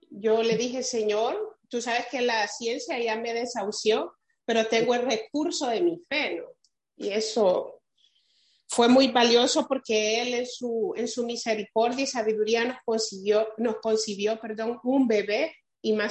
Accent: San Salvador, El Salvador; now in Silver Spring, United States; Yo nací en San Salvador

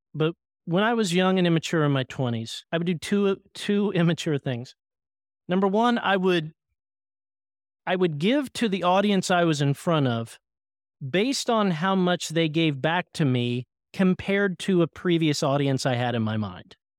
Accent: Oklahoma, United States; I grew up in Oklahoma

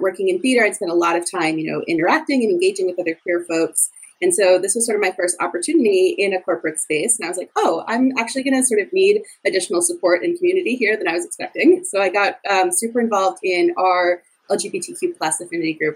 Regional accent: Providence, Rhode Island, United States; moved away as an adult; also born or lived in Chicago, Illinois; now in Boston, United States; I'm originally from Providence, Rhode Island

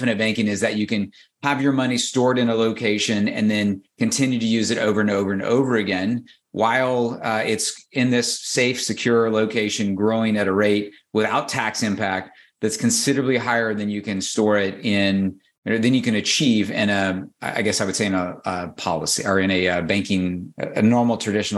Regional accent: Southern Illinois, United States; moved away; I grew up in Southern Illinois, and I was on a dairy farm in the 70s, early 80s

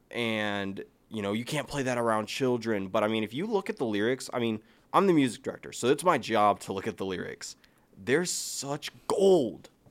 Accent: Ohio, United States; we're from Ohio. We have the Rock and Roll Hall of Fame

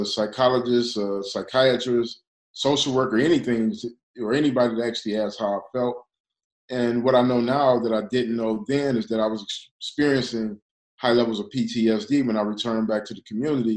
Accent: Detroit, Michigan, United States; now in Los Angeles, United States; I'm from Detroit, so it's a little weird to be that far away from my hometown

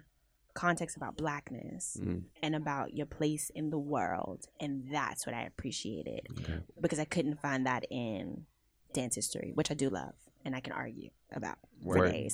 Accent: Houston, Texas, United States; Houston, my hometown.

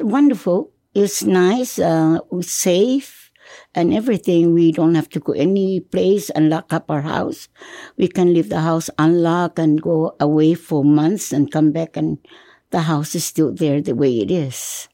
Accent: Hagåtña, Guam; I was born in October 7, 1935, in Agana at home

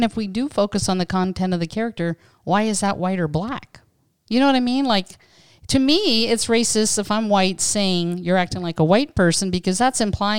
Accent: Pennsylvania, United States; so I was born in 61, and honestly, growing up in Western Pennsylvania

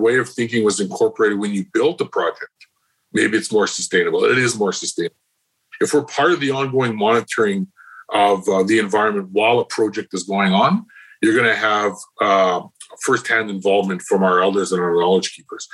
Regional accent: the north, Canada; where I come from in the north

